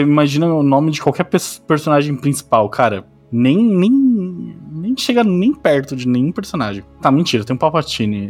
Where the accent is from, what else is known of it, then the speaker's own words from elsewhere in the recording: São Paulo, Brazil; also born or lived in Diadema; Eu, eu é nasci em Diadema, mas eu vim me vendo inteira em São Paulo, tá ligado? Então minha cidade de Natal é São Paulo